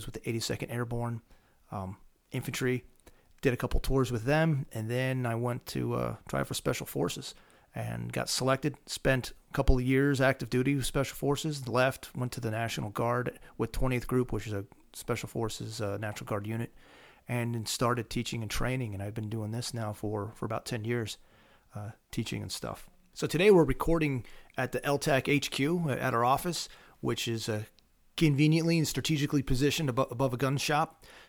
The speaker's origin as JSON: {"language": "English", "region": "Pennsylvania", "country": "United States", "tie": "born or raised there", "said": "Well, I grew up here in Pennsylvania. I grew up in southern Lancaster County."}